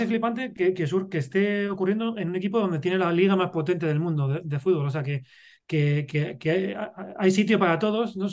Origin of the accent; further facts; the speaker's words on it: Madrid, Community of Madrid, Spain; yo, soy madrileño, yo soy de, de ciudad